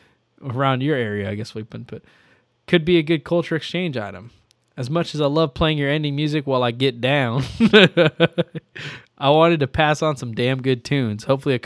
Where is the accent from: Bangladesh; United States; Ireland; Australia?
United States; Midwest; I grew up and lived in the Midwest most of my life, but since moving to the East Coast, I realize I have a strange love of ranch dressing.